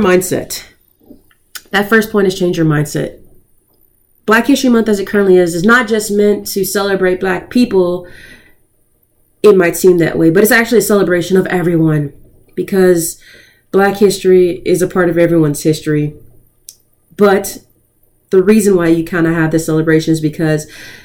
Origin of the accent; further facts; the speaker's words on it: United States; we as Americans